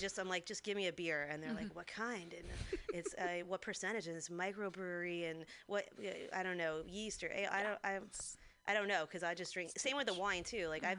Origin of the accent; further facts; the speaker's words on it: Santa Clarita, California, United States; My hometown, I'm from Santa Clarita, outside